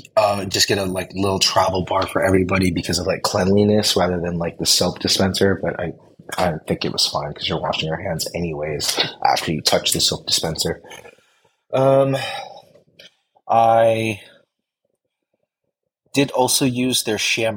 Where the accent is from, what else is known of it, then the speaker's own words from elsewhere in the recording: the Bay Area, California, United States; I come from the Bay where I don't always attempt to drink the tap